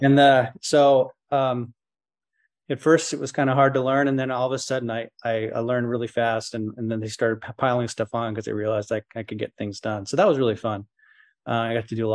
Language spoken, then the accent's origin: English; Woodinville, Washington, United States; also born or lived in Bothell / Seattle; I grew up in the Seattle area, kind of just on the edge of the, it's called the Puget Sound area, the Seattle Metro, the town called Woodinville